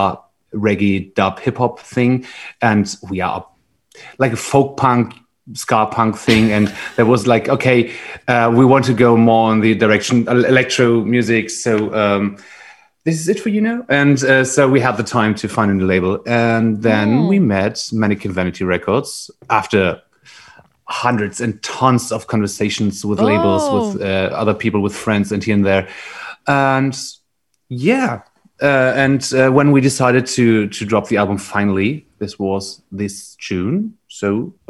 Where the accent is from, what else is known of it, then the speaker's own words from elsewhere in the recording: Berlin, Germany; We are from Berlin.